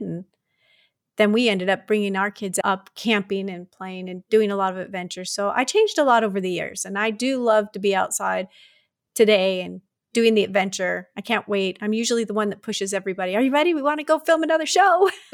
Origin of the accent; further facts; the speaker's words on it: Detroit, Michigan, United States; also born or lived in Tucson, Arizona / Alaska; now in Wyoming, United States; I was born and raised in Detroit